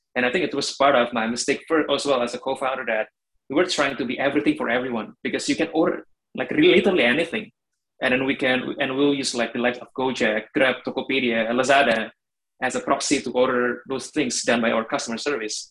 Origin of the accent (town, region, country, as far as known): Indonesia; moved away as an adult; also born or lived in Germany